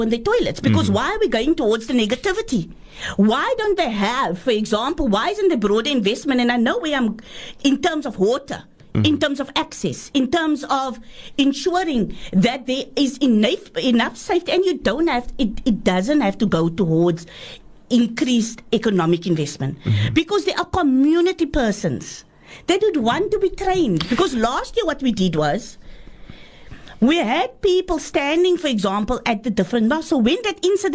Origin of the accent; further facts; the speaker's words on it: Cape Town, Western Cape, South Africa; I was brought up in Boerkop, I know the minstrels for many, many years, coming from the flats